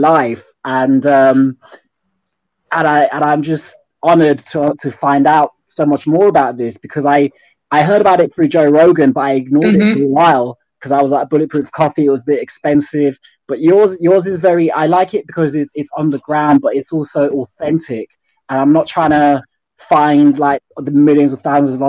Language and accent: English; London, United Kingdom; I'm from London. I live in East London.